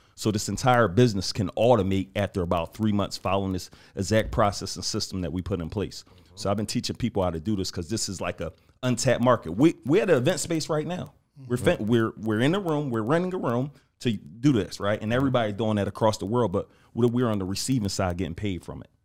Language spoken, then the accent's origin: English; Philadelphia, Pennsylvania, United States; I'm from West Philly